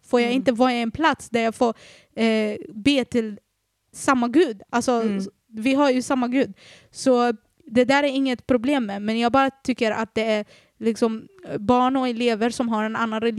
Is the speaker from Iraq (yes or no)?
yes; Iraq; moved away; Dock så är jag från Irak